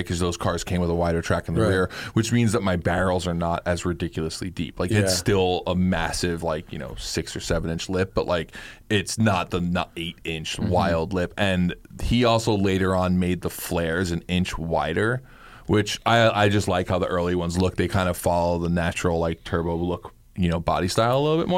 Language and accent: English; New York City, New York, United States; growing up in Queens